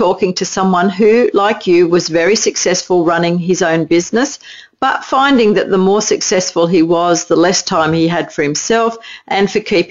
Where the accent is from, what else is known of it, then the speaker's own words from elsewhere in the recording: Australia; accent: Aussie; my Aussie accent